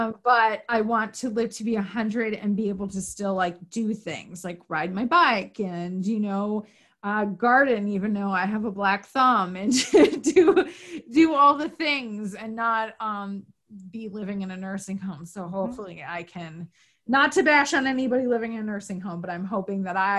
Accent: New York, United States; also born or lived in Florida; I'm from Northern New York originally, but I lived in Florida for a little while.

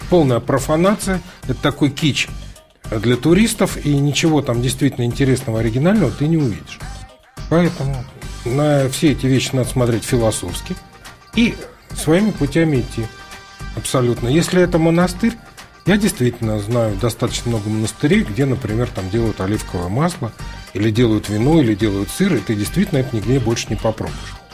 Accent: Lviv, Lviv Oblast, Ukraine; Ну хорошо, я из Львова тоже Значит, привез там драгобыческой колбасы.

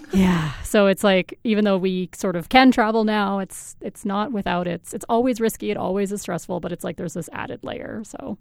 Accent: Colorado, United States; now in Canada; I'm from Colorado originally

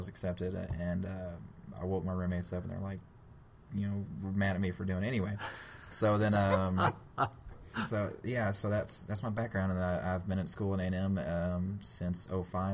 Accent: Dallas, Texas, United States; I was born and raised in the Dallas area, went to Red Oak High School

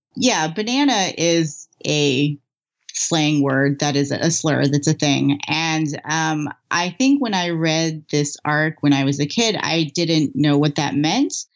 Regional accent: United States; I am the third generation of Japanese American family born here

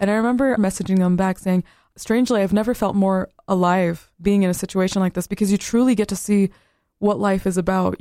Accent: West Bank, Palestine; now in United States; I come from the West Bank, which is on the western side of Palestine

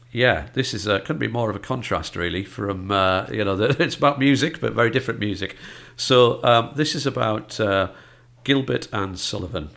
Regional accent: North East England, United Kingdom; accent: northeast; my northeast accent

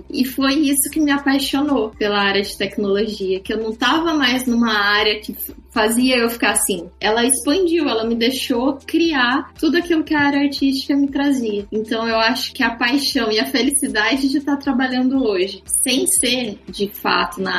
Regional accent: Mogi Guaçu, São Paulo, Brazil; now in São Paulo, Brazil; Vou pegar meu exemplo. Eu saí de Mogi Guaçu e vim para São Paulo. Eu não comecei do zero em São Paulo.

